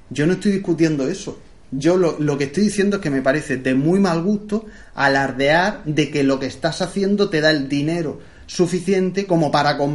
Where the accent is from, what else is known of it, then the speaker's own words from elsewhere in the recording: Region of Murcia, Spain; muy propio de los sacapanzas murcianos. Y soy de Murcia.